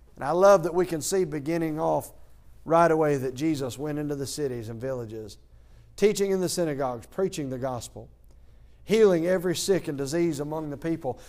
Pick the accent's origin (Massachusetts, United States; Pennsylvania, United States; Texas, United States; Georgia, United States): Georgia, United States; Athens; moved away as an adult; I am from Athens, Georgia